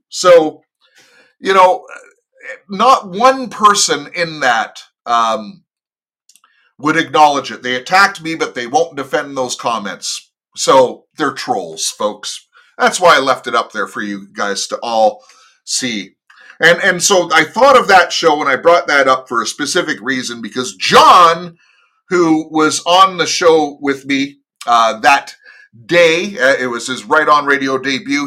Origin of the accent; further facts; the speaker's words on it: United States; I am an American